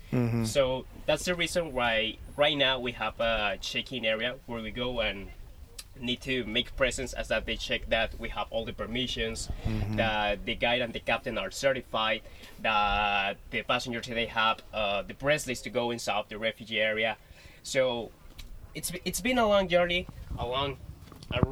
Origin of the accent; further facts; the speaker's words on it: La Paz, Baja California Sur, Mexico; I'm from La Paz, Baja California, Sur, Mexico.